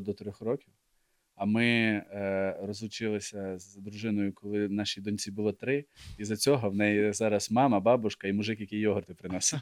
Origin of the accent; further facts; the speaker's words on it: Ukraine; я виріс в Україні